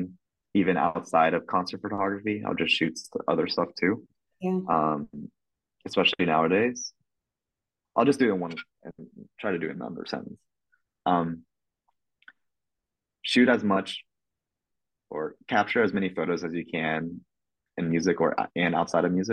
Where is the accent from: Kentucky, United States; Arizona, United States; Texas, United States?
Kentucky, United States; I was raised in Kentucky